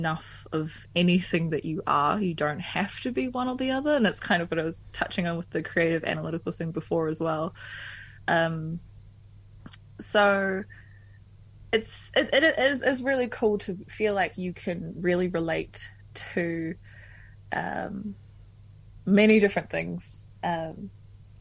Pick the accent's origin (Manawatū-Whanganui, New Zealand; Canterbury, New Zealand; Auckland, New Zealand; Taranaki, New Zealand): Taranaki, New Zealand; also born or lived in Wellington; Taranaki, yeah, I grew up there.